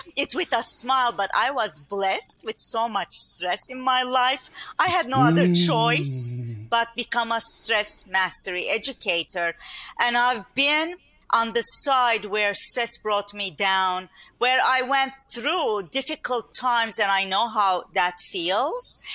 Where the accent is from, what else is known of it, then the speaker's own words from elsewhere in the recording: Turkey; English is a second language; moved away as an adult; now in Long Island, New York, United States; privileged environment that I grew up in Turkey with mm-hmm. a big family